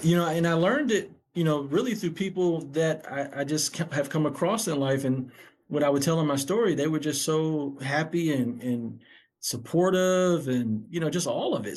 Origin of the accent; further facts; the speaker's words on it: Syracuse, New York, United States; now in Atlanta, United States; Syracuse, where I grew up, was a really tough community to grow up in.